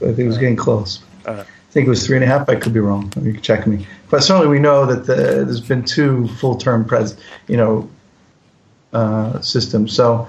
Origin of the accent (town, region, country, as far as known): United States; also born or lived in Philadelphia; now in Israel